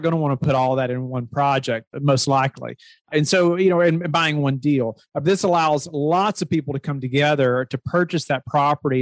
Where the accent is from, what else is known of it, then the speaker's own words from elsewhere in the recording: Kentucky, United States; now in Virginia, United States; I'm originally from Kentucky, but now live in Virginia.